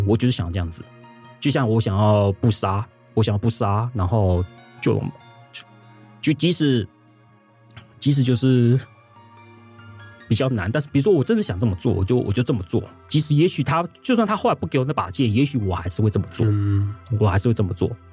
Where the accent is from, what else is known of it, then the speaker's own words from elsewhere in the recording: Taiwan; 我们台湾的教育高，都总是会让我们选，教，就是会让我们引导我们会去选一个最佳选择